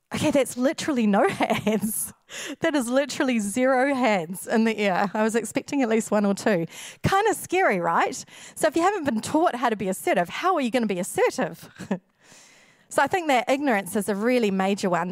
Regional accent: New Zealand; we, a lot of Kiwis

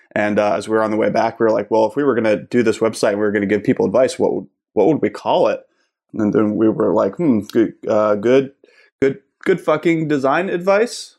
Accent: Pittsburgh, Pennsylvania, United States; moved away as an adult; also born or lived in Kent, Ohio; I'm originally from Pittsburgh. I grew up there

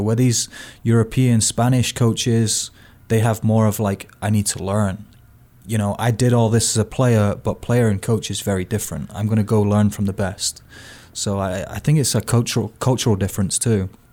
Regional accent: United Kingdom; now in United States; as a Brit

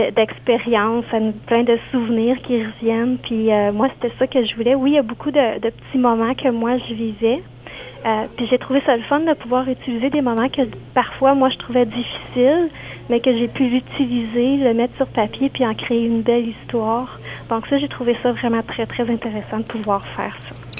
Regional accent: Quebec, Canada; moved away; je viens du, côté du Québec

